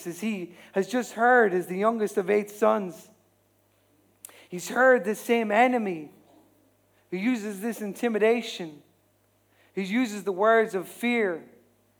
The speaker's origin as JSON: {"language": "English", "country": "Ireland", "said": "we as Irish people"}